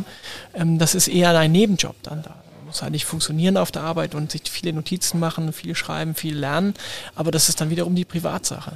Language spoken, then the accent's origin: German; Hamburg, Germany; first language German; als Hamburger, als Norddeutscher, als Deutscher